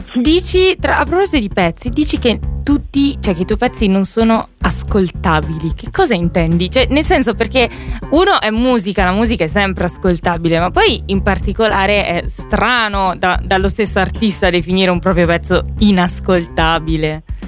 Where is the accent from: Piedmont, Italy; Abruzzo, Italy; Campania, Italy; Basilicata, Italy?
Abruzzo, Italy; anche io sono abruzzese